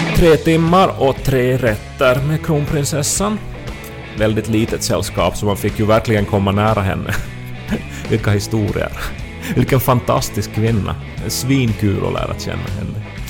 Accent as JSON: {"language": "Swedish", "region": "Ostrobothnia", "country": "Finland", "tie": "born or raised there", "said": "jag åtminstone som österbottning"}